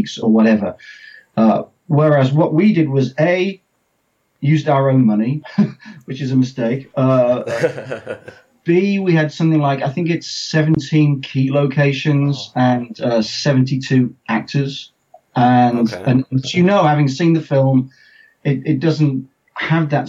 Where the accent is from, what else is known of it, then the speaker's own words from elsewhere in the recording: England, United Kingdom; accent: English; as you can tell from my accent, I'm English. I'm the English person